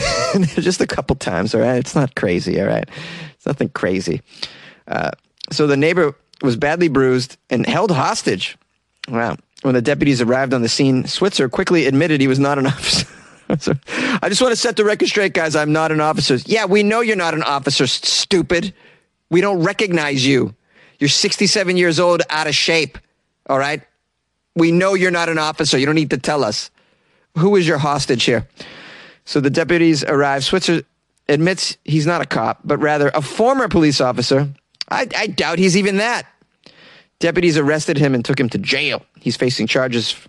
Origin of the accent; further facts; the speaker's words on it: Massachusetts, United States; moved away; where I grew up in Massachusetts